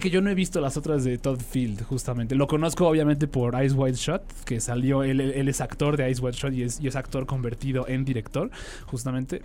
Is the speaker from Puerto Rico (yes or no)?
no; Mexico; como sociedad mexicana